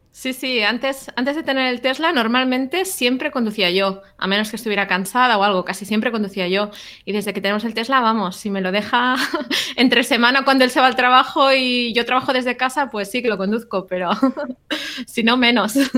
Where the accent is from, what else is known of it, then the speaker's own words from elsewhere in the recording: Barcelona, Catalonia, Spain; now in California, United States; soy de Barcelona, pero vivo en California.